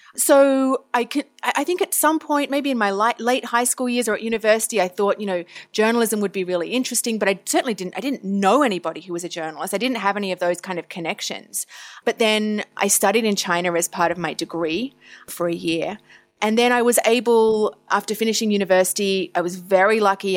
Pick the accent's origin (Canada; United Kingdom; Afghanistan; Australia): Australia; Tasmania, Victoria; moved away; I grew up in Australia, initially in Tasmania, which is the island down the bottom. And then I spent my high school years on the mainland, as we call it, in Victoria.